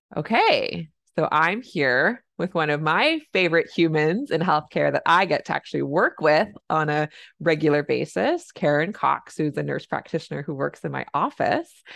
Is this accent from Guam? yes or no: no; Canada; I'm a Canadian family physician